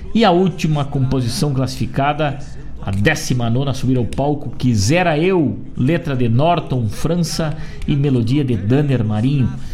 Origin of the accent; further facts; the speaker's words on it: Rosário do Sul, Rio Grande do Sul, Brazil; now in Guaíba, Brazil; da minha terra querida natal de Rosário do Sul